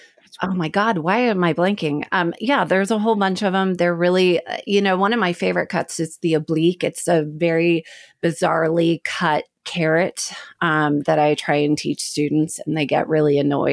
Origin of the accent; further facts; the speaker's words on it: Oklahoma City, Oklahoma, United States; I'm from the Midwest. And so my family kept pushing art history.